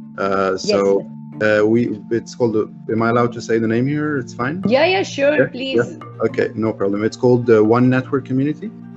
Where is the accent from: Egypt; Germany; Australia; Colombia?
Egypt; English is a second language; being Egyptian